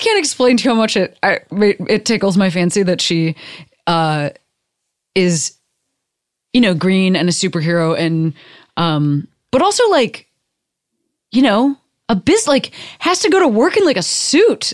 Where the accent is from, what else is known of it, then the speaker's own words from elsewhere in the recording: United States; fifth generation Amer-, like, I'm just American